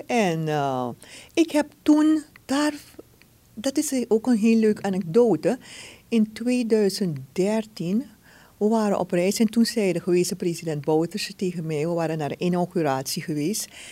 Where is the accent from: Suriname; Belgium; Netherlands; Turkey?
Suriname; zijn we Surinamers